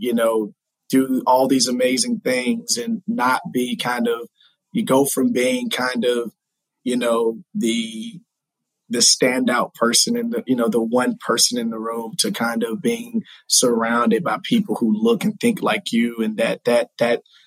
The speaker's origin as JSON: {"language": "English", "town": "Newnan", "region": "Georgia", "country": "United States", "tie": "born or raised there", "said": "I'm from a little small country town in Georgia called Newnan, Georgia. It's about 30 minutes south of Atlanta"}